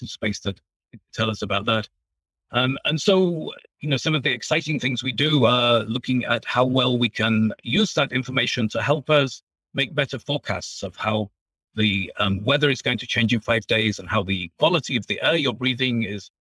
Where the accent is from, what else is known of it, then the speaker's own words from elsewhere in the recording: England, United Kingdom; moved away as an adult; also born or lived in Germany; now in United States; you can probably tell from my accent that I'm originally from England